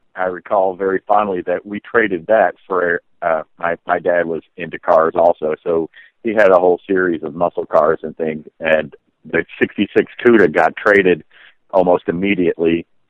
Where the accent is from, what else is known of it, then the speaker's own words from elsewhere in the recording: Oak Ridge, Tennessee, United States; I was raised in Oak Ridge, Tennessee